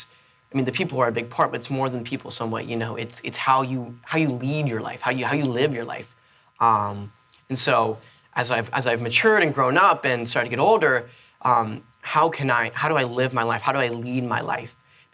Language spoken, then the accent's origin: English; Florida, United States; born there; You know, I was born in South Florida. I've lived in Tampa. I've lived in Georgia, but this is my home.